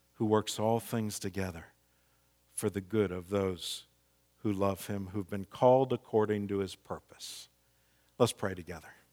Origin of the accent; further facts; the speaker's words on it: Missouri, United States; moved away as an adult; also born or lived in the South (twenty years); I'm from Missouri originally